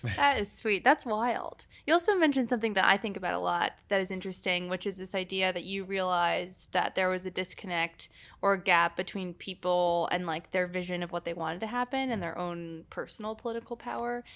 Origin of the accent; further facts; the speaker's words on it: Illinois, United States; I'm from Ili-, Illinois